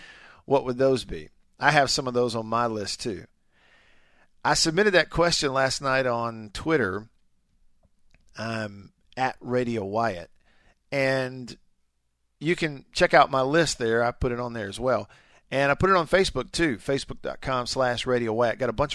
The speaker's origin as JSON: {"language": "English", "region": "the South", "country": "United States", "tie": "born or raised there", "said": "As a kid growing up in the South, you know, the SEC was everything"}